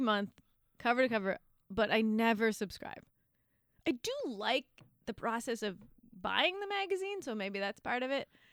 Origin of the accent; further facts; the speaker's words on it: Victoria, British Columbia, Canada; moved away; also born or lived in Vancouver; I grew up in Victoria